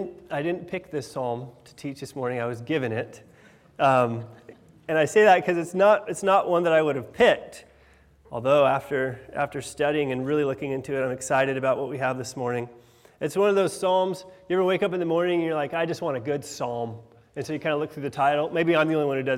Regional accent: Washington, United States; now in England; I'm from Washington State

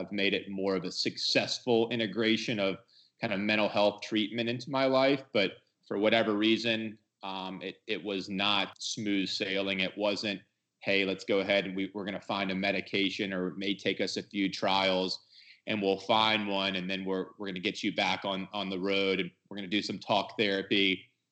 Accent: Georgia, United States; moved away as an adult; also born or lived in Madison, Wisconsin; I'm from Georgia, but I was up in Madison, Wisconsin. I wanted to get as far away from home as possible

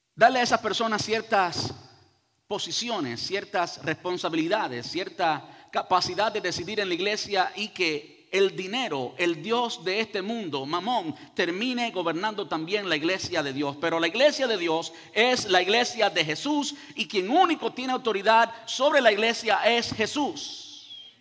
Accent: Cuba; now in United States; Yo soy cubano y digo hacer, y digo oye compadre, y oye caballero, y todo eso

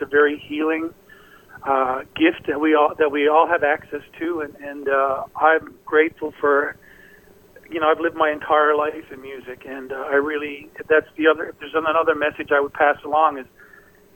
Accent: Newfoundland and Labrador, Canada; I come from Newfoundland, a little small place

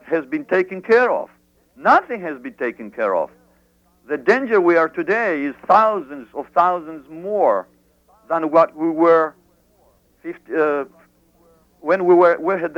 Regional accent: Greece; moved away; I grew up in abroad in Greece.

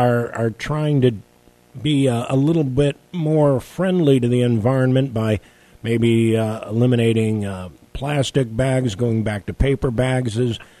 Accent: outside of Chicago, Illinois, United States; now in Louisiana, United States; where I grew up outside of Chicago

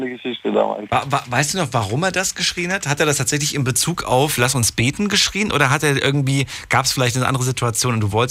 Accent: Frankfurt, Hesse, Germany; liebe Grüße nach Frankfurt, in meine Old City, meine alte Heimat.

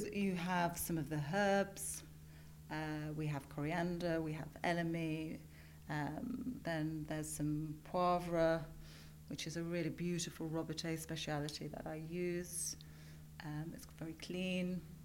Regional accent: Yorkshire and the Humber, United Kingdom; now in London, United Kingdom; I'm from Yorkshire. It's it's part of who I am.

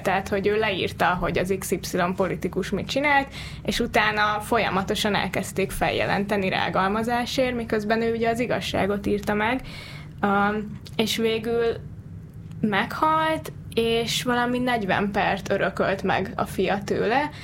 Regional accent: Hungary; magyarok vagyunk

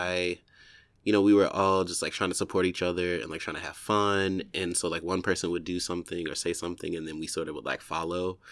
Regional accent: Warner Robins, Georgia, United States; moved away as an adult; also born or lived in Atlanta, Georgia / Texas / Chicago; now in New York, United States; I was born sort of like, if I take it back, uh, like in a small town, um, called Warner Robins, Georgia

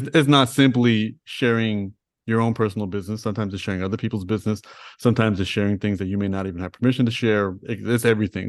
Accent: Toronto, Ontario, Canada; I grew up in Toronto, I grew up in Rexdale

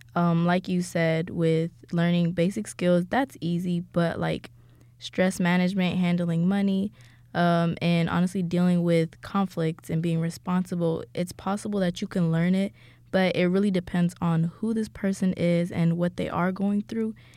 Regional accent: Ethiopia; moved away; I am from Ethiopia

